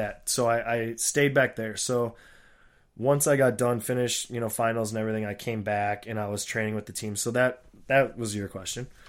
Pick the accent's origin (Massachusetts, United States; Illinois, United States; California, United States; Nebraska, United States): Nebraska, United States; Papillion; in my hometown where I was born and grew up, uh, Papillion, Nebraska